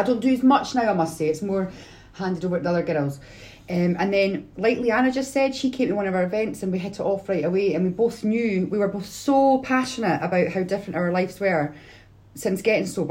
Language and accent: English; Edinburgh, Scotland, United Kingdom; I'm from Edinburgh